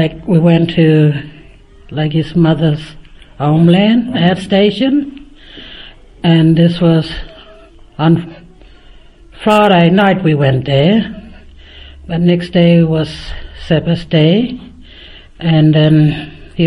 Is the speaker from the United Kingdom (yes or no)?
no; Finke, Northern Territory, Australia; I'm from Fink, Heptula